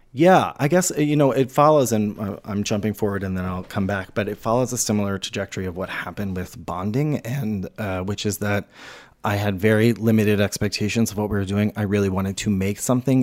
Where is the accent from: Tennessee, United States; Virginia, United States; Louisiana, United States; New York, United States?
Louisiana, United States; New Orleans; moved away; I grew up in New Orleans